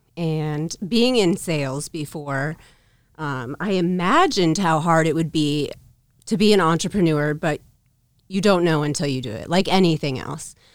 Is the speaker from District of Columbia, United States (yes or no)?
no; Council Bluffs, Iowa, United States; also born or lived in Omaha, Nebraska; I was born in Council Bluffs, Omaha